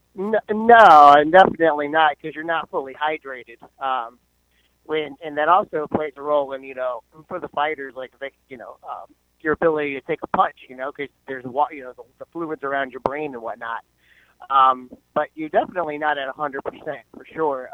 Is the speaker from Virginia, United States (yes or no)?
yes; Fredericksburg, Virginia, United States; moved away as an adult; now in Cape Coral, United States; originally I'm from Central Virginia. I am from Fredericksburg, Spotsylvania area